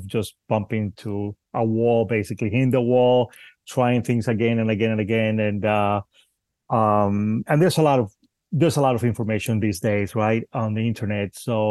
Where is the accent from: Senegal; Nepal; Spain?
Spain; also born or lived in Cuba; now in United States; I'm Cuban and I grew up in Spain, and again I've been in the United States for quite a while now, but mainly I grew up in Spain